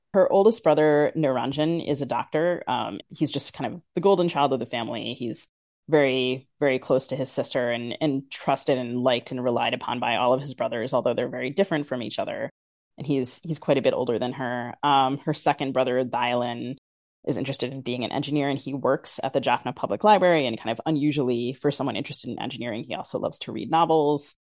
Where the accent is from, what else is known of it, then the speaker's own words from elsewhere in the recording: United States; accent: very American; I'm American, as your listeners can hear, very American, but I also, I'm because I'm Sri Lankan and I'm Tamil